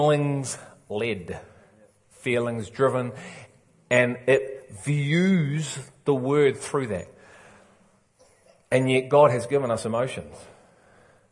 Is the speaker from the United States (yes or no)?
no; England, United Kingdom; I'm English